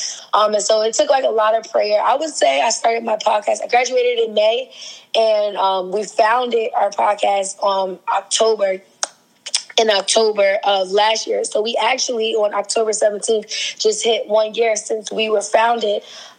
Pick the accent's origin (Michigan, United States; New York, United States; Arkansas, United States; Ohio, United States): New York, United States; Queens; also born or lived in New Jersey; now in Baltimore, United States; I'm originally from Queens, New York. So I spent like half of my life in New York, half of my life in New Jersey. I came to Baltimore because I went to Morgan State University